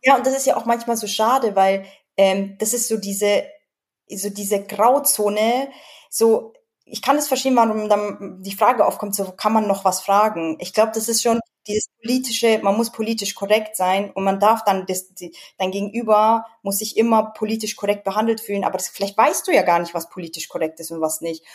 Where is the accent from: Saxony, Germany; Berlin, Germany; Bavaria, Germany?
Bavaria, Germany; Edling; accent: Bavarian; also born or lived in United States; ich komme aus Bayern